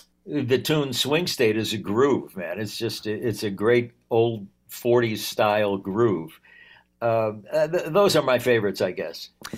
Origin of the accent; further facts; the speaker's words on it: Wisconsin, United States; also born or lived in England / Los Angeles, United States; It's who I am, first of all. I'm from Wisconsin. And I always have thought, you know, the road doesn't just lead from Madison to Los Angeles.